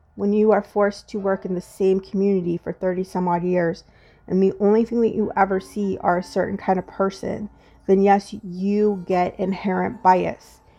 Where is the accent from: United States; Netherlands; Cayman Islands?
United States; as an African American woman